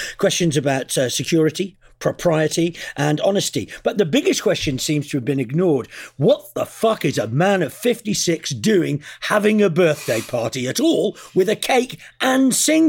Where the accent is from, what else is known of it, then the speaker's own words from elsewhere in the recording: Stoke-on-Trent, West Midlands, United Kingdom; I'm from Stoke and not an East End gangster